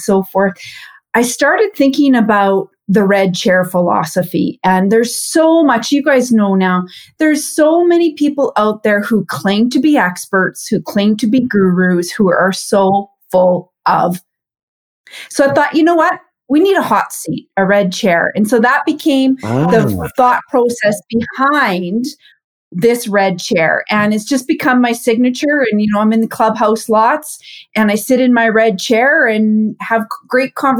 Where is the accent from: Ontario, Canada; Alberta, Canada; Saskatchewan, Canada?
Saskatchewan, Canada; a small town in; I'm from Canada, born and raised in a small town in Saskatchewan to entrepreneurial parents